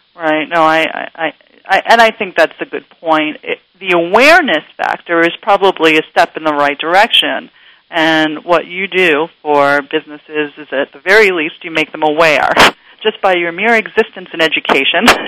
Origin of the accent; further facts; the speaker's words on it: New York City, New York, United States; moved away; I grew up in New York City, Queens, New York